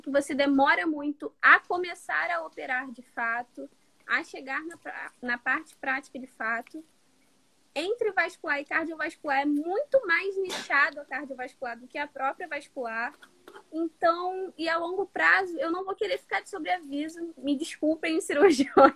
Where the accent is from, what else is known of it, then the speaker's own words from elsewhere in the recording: Nova Iguaçu, Rio de Janeiro, Brazil; sou do Rio de Janeiro, Nova Iguaçu, para ser mais exata, Baixada Fluminense